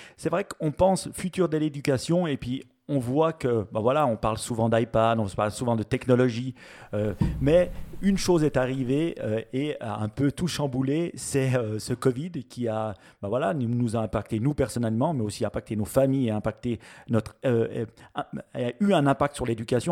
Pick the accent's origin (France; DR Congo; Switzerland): Switzerland; chez nous en Suisse